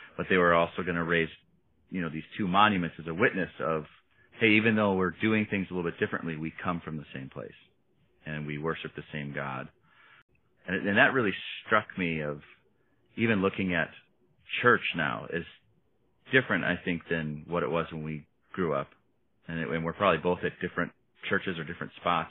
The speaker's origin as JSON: {"language": "English", "town": "Oshkosh", "region": "Wisconsin", "country": "United States", "tie": "born or raised there", "moved": "yes", "lives_now": "Minneapolis, United States", "said": "to grow up where we grew up in Oshkosh"}